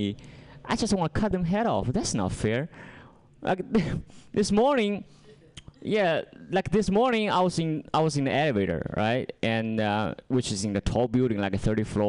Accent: China; English is a second language; moved away; I'm from China, not North Korea

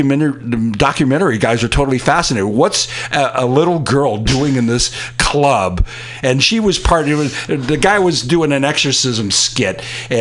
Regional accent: Fremont, California, United States; now in San Francisco, United States; in the community here in San Francisco for almost that whole 40 years. But I'm going to confess, we're originally from Fremont.

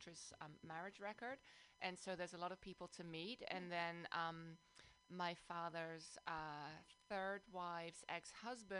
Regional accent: Amsterdam, North Holland, Netherlands; also born or lived in London, United Kingdom; now in South Bay, United States; I'm originally from Amsterdam, the Netherlands

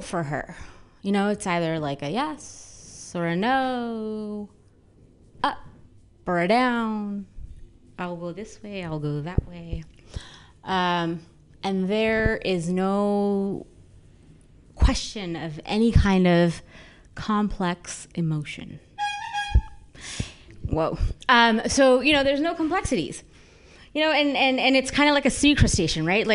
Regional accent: San Francisco, California, United States; moved away as an adult; I'm born and bred in San Francisco.

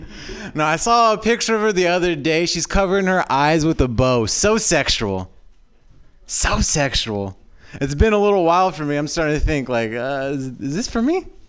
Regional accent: Orange County, Southern California, United States; now in San Francisco Bay Area, United States; I'm from Southern California. So, like, I live up here now

